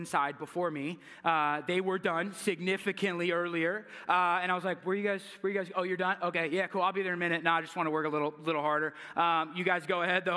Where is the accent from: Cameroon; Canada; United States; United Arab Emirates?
United States; California; moved away; I'm from California